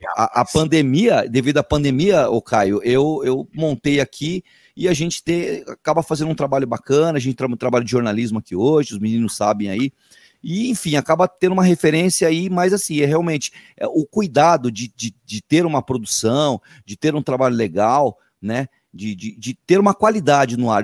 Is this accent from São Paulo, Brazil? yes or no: yes; Peruíbe, São Paulo, Brazil; sou de Peruíbe